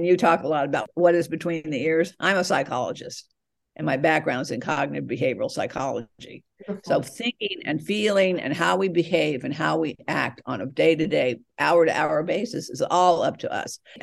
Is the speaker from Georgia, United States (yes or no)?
yes; Atlanta, Georgia, United States; now in California, United States; I was born in Atlanta, Georgia, but now I'm out on the West Coast, California